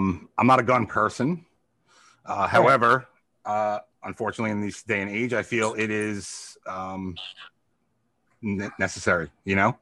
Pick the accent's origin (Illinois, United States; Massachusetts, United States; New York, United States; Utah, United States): New York, United States; I'm fucking a New Yorker, man. It's just in my blood